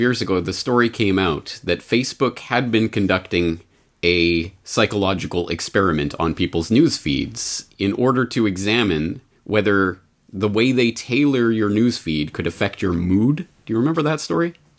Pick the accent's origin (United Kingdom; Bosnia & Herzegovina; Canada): Canada; I'm Canadian, so I only have my, my, my experience growing up in Canada to draw on